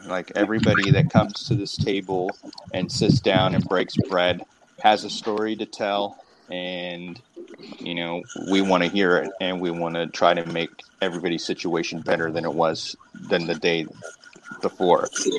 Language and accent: English; Canada; Well, I'm a Canadian citizen. Why do I need to register, bro?